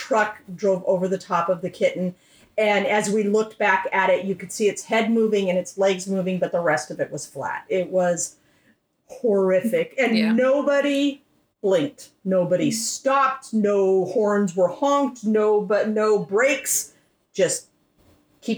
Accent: United States; we're not European, we're American

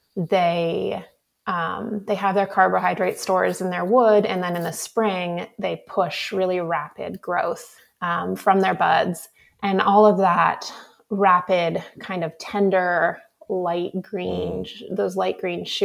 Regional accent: Sebastopol, California, United States; I grew up in Sebastopol in Sonoma County

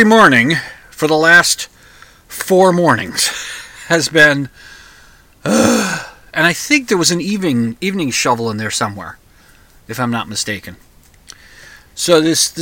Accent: United States; now in Minnesota, United States; I'm an American

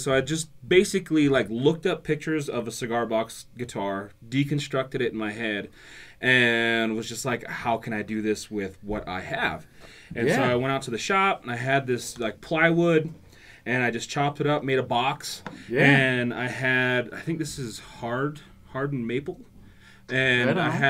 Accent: Fort Belknap, Montana, United States; moved away as an adult; also born or lived in Nebraska; now in Bozeman, United States; I grew up in Fort Belknap, Montana, which is north central, like 45 miles south of the Canadian border.

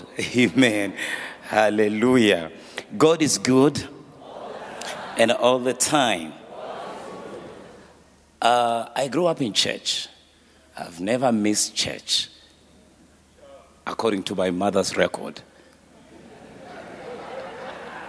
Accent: Eswatini; we are coming with from Swaziland

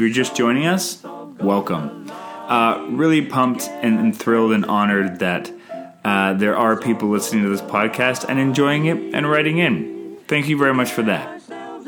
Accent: Canada; I'm Canadian filmmaker

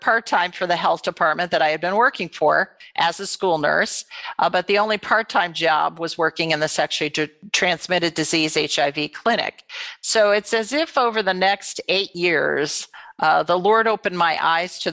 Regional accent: Michigan, United States; I was born and raised in Michigan

